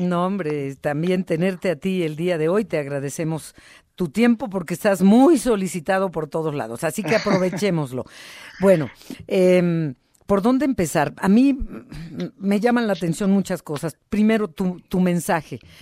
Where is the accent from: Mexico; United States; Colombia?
Mexico; como mexicanos